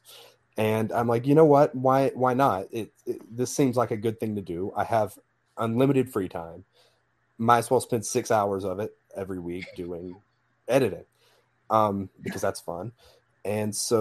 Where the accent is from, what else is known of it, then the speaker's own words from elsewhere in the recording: Alabama, United States; I'm from Alabama